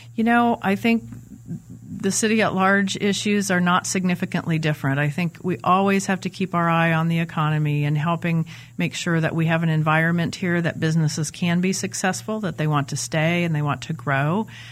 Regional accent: Manhattan, Kansas, United States; moved away as an adult; now in Wichita, United States; I grew up in Manhattan, Kansas. My dad taught at the university there, so I Grew up there, went to college there, and then moved to Wichita in nineteen eighty-six

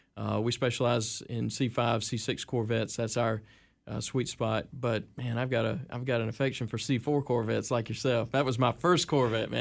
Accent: Seneca, South Carolina, United States; That's what I call Seneca. That's my hometown, man

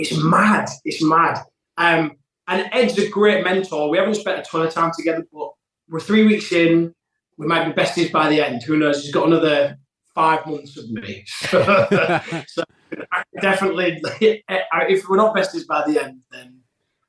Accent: Yorkshire and the Humber, United Kingdom; also born or lived in London; I live up in Yorkshire, like my hometown

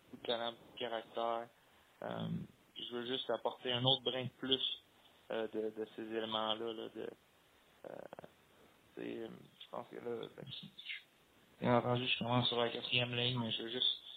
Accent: Montreal, Quebec, Canada; il sait que je viens de Montréal

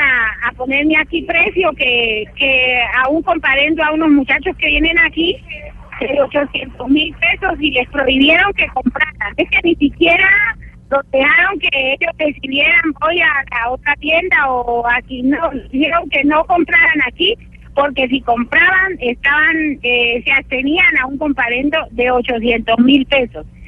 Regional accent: Cali, Valle del Cauca, Colombia; moved away; yo llevo 30 años aquí, pero yo no soy de acá. Yo, yo trabajo para conseguir un pasaje precisamente de pronto para irme ya para mi tierra, que es Cali

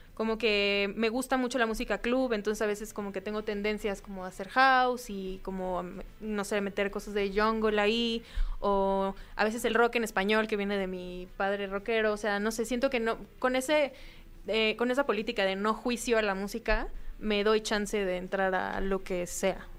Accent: Mexico City, Mexico; aquí en la ciudad, en la Ciudad de México, mi, la ciudad que me vio nacer

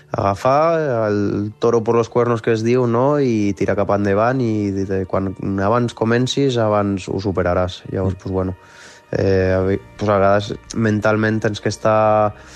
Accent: Les, Catalonia, Spain; also born or lived in Vielha; ara estic vivint a Viella, però el meu poble de sempre on està tota la meva família és l'Es, que és a, al fons de la Vall d'Aran

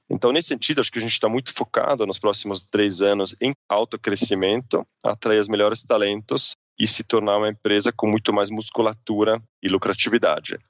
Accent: Zurich, Switzerland; Portuguese is a second language; moved away as an adult; also born or lived in United States / England / New York; now in Brazil; sou suíço, sou de Zurique

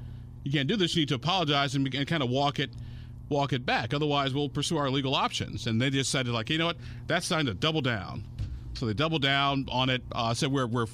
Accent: Illinois, United States; back home in my home state of Illinois

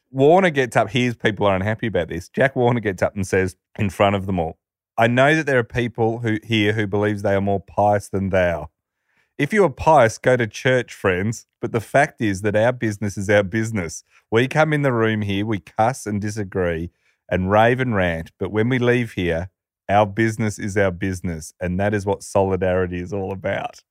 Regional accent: Australia; when you grow up, like, we're an Australian

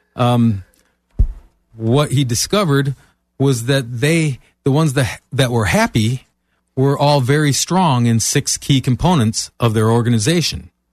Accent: Michigan, United States; moved away as an adult; now in Florida, United States; I'm originally from Michigan

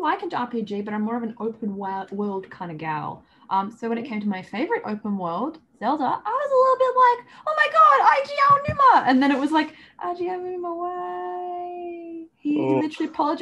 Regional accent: Australia; I am Australian

